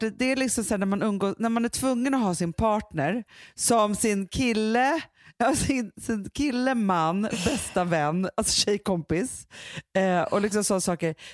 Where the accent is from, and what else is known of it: Sweden